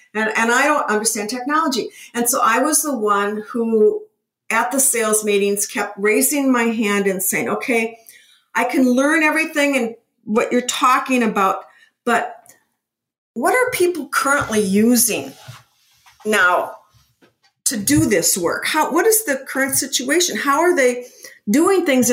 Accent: Minneapolis, Minnesota, United States; I'm from Minnesota. I'm from the Midwest

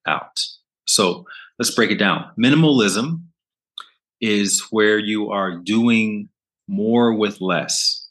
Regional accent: Alabama, United States; moved away; also born or lived in Brooklyn; I'm from Alabama, which is the Bible Belt. So I grew up in the church

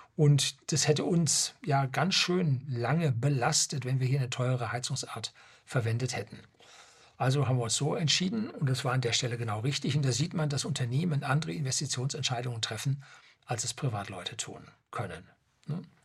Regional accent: Germany; also born or lived in Seeshaupt, Bavaria; bei uns in Deutschland

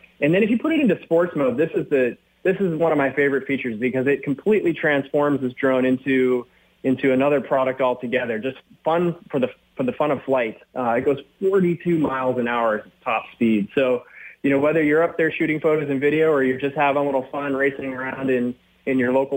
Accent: Minnesota, United States; I grew up in Minnesota

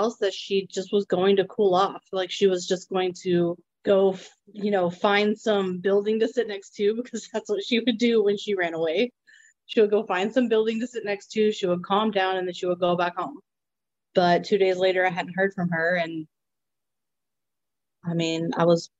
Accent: Burleson, Texas, United States; also born or lived in Godley, Texas; we grew up in Burleson. That's where we always went to school from the time we started school

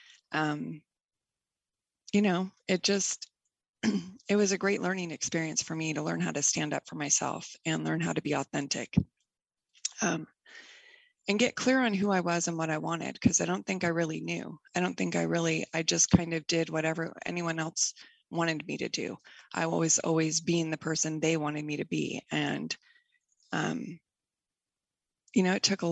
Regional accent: Bay Area, California, United States; I grew up in the Bay Area in California

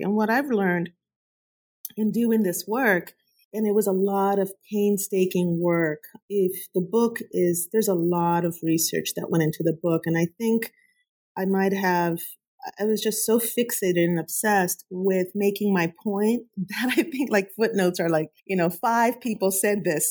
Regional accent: Huntington Park, California, United States; I grew up in Southeast LA, Huntington Park, California.

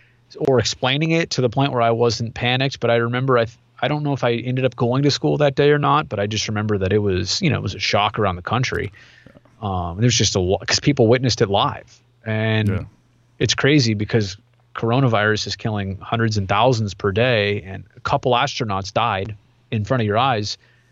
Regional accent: California, United States; Even the firestorm of 90 in Oakland, because I grew up in the East Bay, and that was, you know, it was very scary to be that close to something.

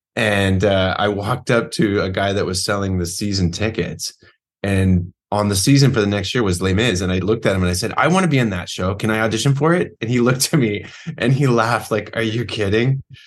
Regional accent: Modesto, California, United States; now in New York City, United States; I'm from Modesto, California. I currently live in New York City

